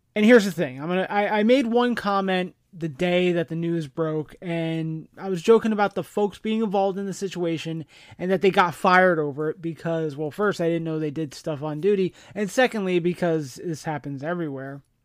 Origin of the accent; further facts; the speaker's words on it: New Jersey, United States; I grew up in New Jersey